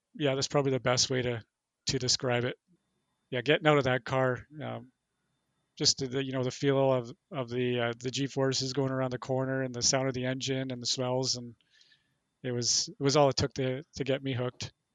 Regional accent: Thunder Bay, Ontario, Canada; I'm originally from Thunder Bay.

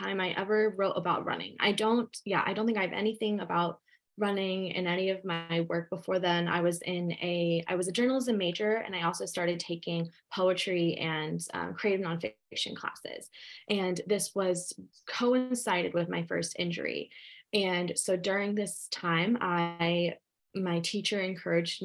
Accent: Ohio, United States; also born or lived in West Virginia; I was born in West Virginia and raised in Ohio

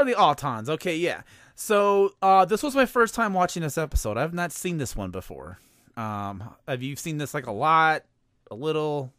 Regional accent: outside of Chicago, Illinois, United States; I grew up uh outside of Chicago

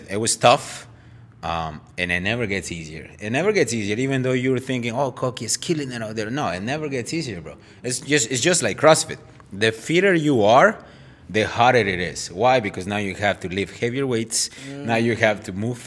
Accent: Guatemala; moved away as an adult; now in Chelsea, United States; left everything behind on my home country, which is Guatemala

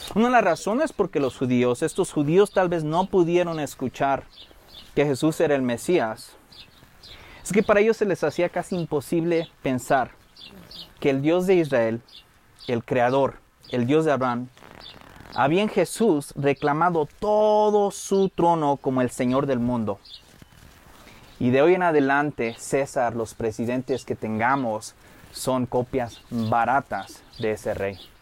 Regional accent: Michoacán, Mexico; soy el único michoacano que ha visto cómo ponen los aguacates

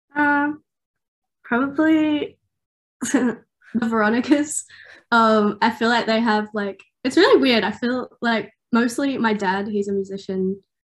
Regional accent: Newcastle, New South Wales, Australia; I'm from Newcastle.

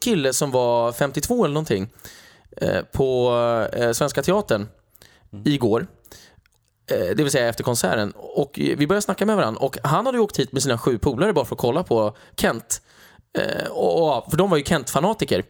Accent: Sweden; Var är du från? Och då säger jag Sverige

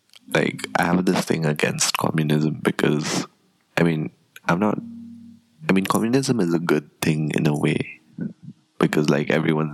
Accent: Nepal; Technically, I'm Nepali.

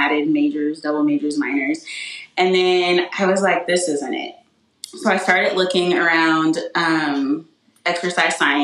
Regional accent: Wichita, Kansas, United States; now in Florissant, United States; I grew up in Wichita, Kansas

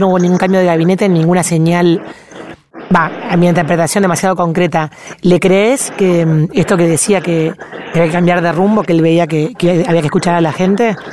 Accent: Argentina; nuestro país

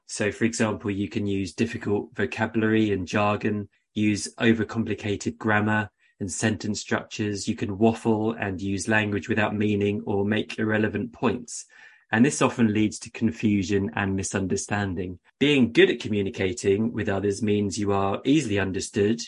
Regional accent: United Kingdom; moved away as an adult; also born or lived in China / Beijing; I eventually decided to return to the U K in twenty eleven

